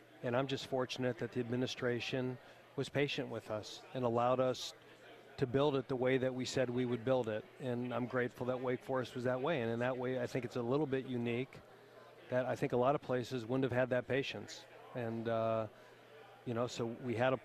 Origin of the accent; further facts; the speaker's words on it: near Buffalo, New York, United States; moved away; I grew up in near Buffalo, New York. So I don't say I'm from New York. I'm from Western New York